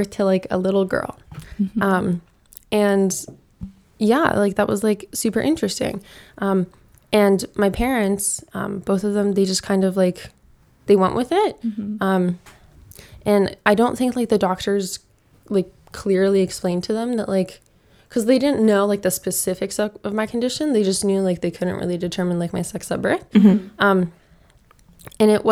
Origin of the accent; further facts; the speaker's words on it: Sioux Falls, South Dakota, United States; moved away as an adult; now in Los Angeles, United States; I grew up in Sioux Falls, South Dakota